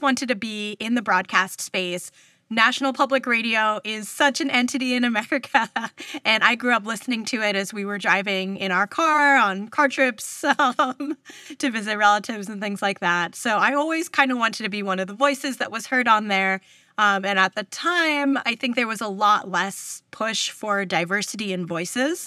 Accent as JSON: {"language": "English", "region": "New York", "country": "United States", "tie": "born or raised there", "moved": "as an adult", "lives_now": "California, United States", "said": "I'm originally from New York, actually, from the East Coast."}